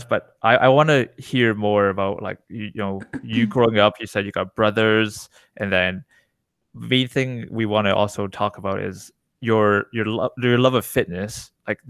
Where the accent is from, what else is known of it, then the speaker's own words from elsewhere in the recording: Canada; I'm Canadian, right? I was born here